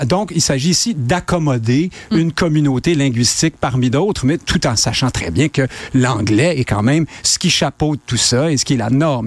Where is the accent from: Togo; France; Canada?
Canada; Quebec; nous, on est des Québécois francophones maintenant